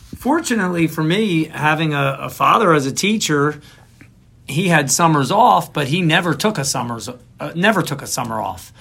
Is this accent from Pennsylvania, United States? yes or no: yes; Philadelphia, Pennsylvania, United States; I'm from the Presentation BVM parish